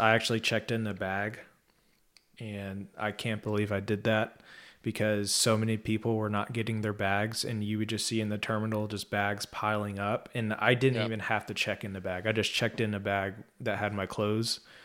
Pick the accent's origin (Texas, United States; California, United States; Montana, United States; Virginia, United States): Texas, United States; I am from Texas